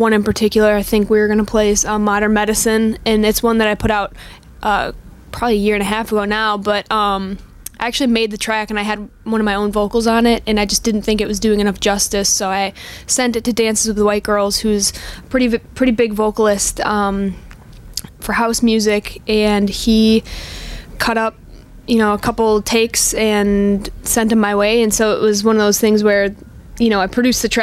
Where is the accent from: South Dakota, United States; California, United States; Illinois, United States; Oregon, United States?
Illinois, United States; Spring Grove; moved away as an adult; also born or lived in Chicago; now in Los Angeles, United States; I grew up in Spring Grove, Illinois, actually, so it's, like, north, right by the border of Wisconsin